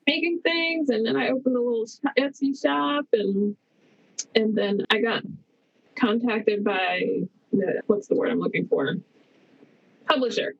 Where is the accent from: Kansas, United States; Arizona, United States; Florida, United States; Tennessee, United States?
Florida, United States; Winter Haven; also born or lived in Orlando; I grew up in Winter Haven, which is in Polk County